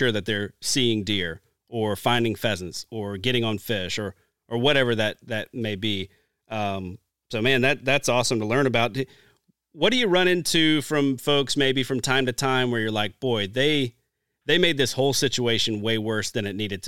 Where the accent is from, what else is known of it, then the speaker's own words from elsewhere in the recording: Deep South, United States; growing up, I grew up in the Deep South.